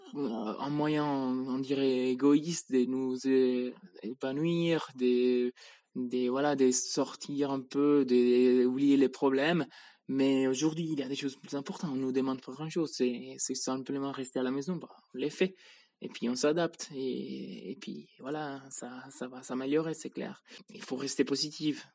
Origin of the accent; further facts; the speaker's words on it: Spain; now in Switzerland; je viens d'Espagne, mais J'habite en Suisse